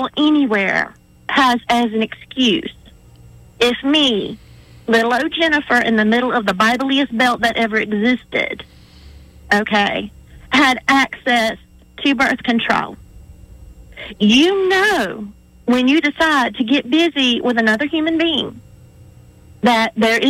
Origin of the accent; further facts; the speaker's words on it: Atmore, Alabama, United States; I grew up in South Alabama. Okay, I'm an Atmore girl